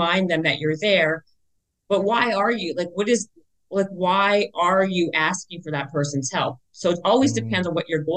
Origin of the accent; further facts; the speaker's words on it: Winnipeg, Manitoba, Canada; now in Los Angeles, United States; I'm from the north end. I'm from Garden City in Winnipeg.